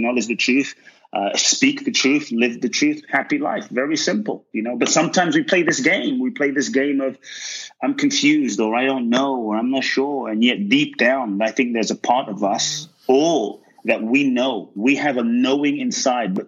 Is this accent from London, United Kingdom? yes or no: yes; London, United Kingdom; moved away; also born or lived in West Africa; growing up in London